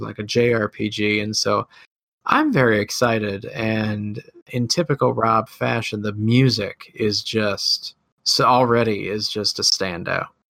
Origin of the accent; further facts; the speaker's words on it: Midwest, United States; accent: Midwest; my Midwest accent